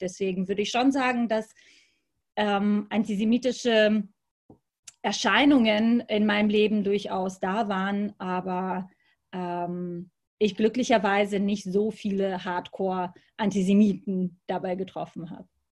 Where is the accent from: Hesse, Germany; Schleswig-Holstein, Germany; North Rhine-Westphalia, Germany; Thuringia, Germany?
Schleswig-Holstein, Germany; Lübeck; und auch in Lübeck, in meiner Heimatstadt